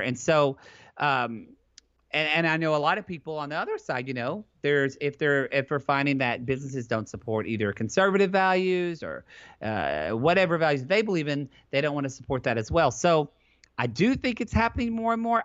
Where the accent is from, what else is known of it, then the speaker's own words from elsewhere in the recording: Southern Oklahoma, United States; now in California, United States; I grew up in Southern Oklahoma with a father who is a Southern Oklahoma plumber